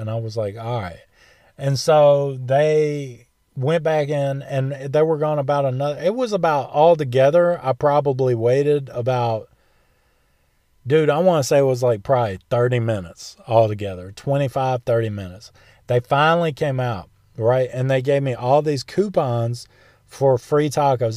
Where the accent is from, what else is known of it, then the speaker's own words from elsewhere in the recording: United States; that's being American